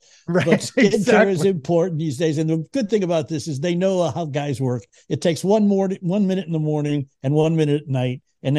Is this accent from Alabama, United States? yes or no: no; Boston, Massachusetts, United States; accent: Boston; I grew up in Boston, so I hate Detroit and St. Louis and Montreal and Toronto and New York, especially New York.